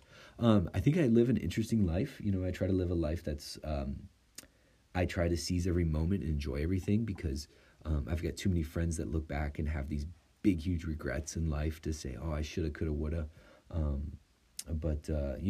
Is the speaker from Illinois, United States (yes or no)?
yes; Chicago, Illinois, United States; also born or lived in Italy; growing up in the Chicagoland area